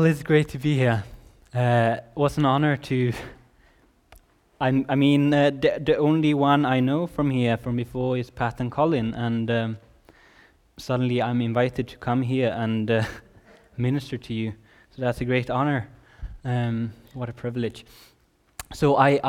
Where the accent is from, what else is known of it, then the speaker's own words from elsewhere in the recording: Sweden; also born or lived in Redding, California; I'm from Sweden